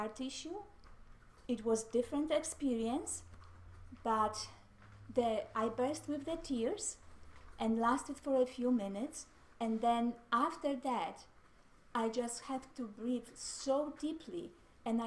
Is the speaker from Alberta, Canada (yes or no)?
no; Mississauga, Ontario, Canada; I am from Mississauga, Ontario, Canada